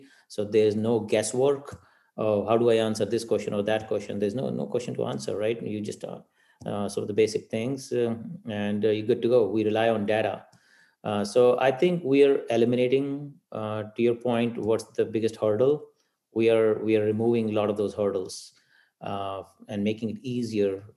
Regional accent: India; moved away; growing up in India, we've grown up with cows

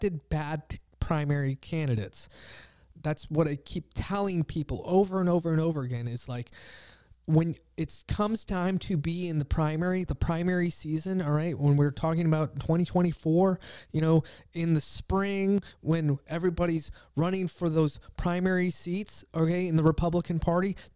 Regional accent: Pennsylvania, United States; I'm from Pennsylvania

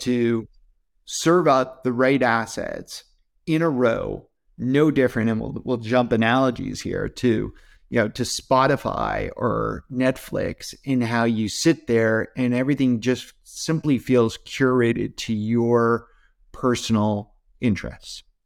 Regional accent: Canada; I'm, I'm Canadian

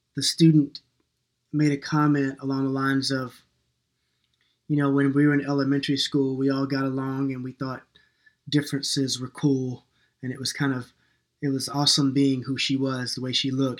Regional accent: New York, United States; moved away; also born or lived in North Carolina / Minneapolis; I was born in New York and I'm kind of an urban kid sometimes

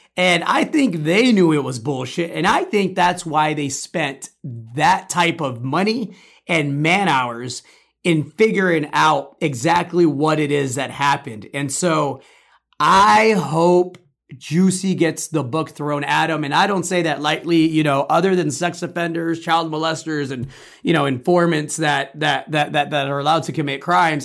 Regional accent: Chicago, Illinois, United States; I grew up in Chicago

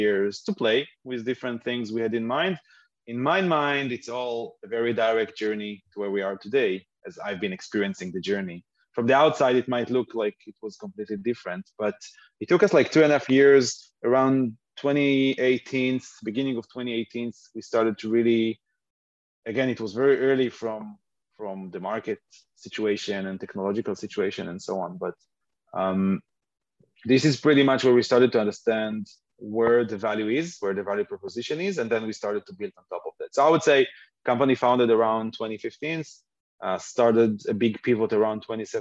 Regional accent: Haifa, Haifa District, Israel; I live in Haifa, born and raised in Haifa, Israel

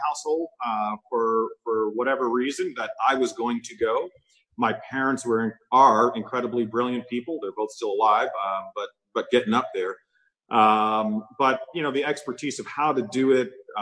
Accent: Amityville, New York, United States; moved away as an adult; also born or lived in Christiansted, St. Croix, U.S. Virgin Islands / Minnesota; But I grew up in a wonderful place out on the south shore of Long Island named Amityville, New York

